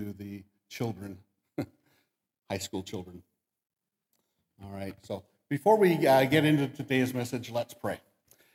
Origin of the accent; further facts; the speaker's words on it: Damascus, United States; I grew up in Damascus, which is just a little bit way that way